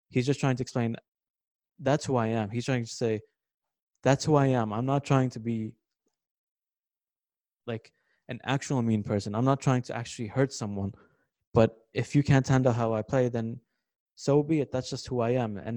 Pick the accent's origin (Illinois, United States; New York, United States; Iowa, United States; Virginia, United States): New York, United States; Since I was a kid, I had posters of him. Even uh, growing up in New York, But it's normal.